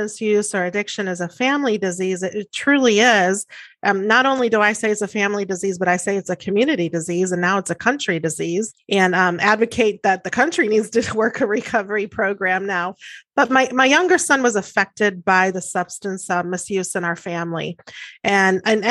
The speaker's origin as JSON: {"language": "English", "town": "Pueblo", "region": "Colorado", "country": "United States", "moved": "as an adult", "lives_now": "Houston, United States", "said": "I'm from Pueblo, Colorado"}